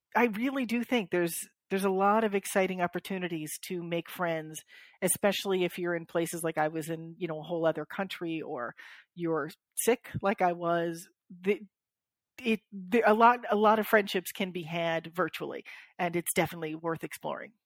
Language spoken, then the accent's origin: English; Florida, United States; I'm from Florida